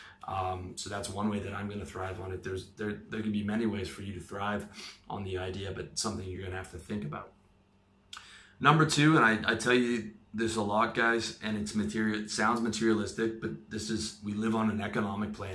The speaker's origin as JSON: {"language": "English", "country": "Canada", "moved": "yes", "lives_now": "Thailand", "said": "My home country of Canada"}